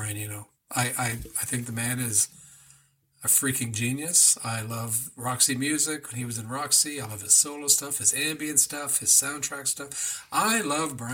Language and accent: English; Whitby, Ontario, Canada; Whitby's my hometown